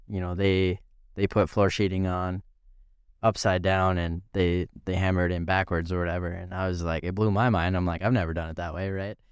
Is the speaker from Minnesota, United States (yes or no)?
yes; East Grand Forks, Minnesota, United States; lived in Grand Forks for for a while. Moved to East Grand Forks. Uh, I think I was in fourth grade at that that time.